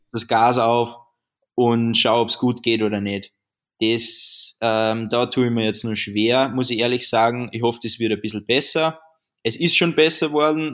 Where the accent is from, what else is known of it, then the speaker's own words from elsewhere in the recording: Austria; würde ich mal sagen, als Österreicher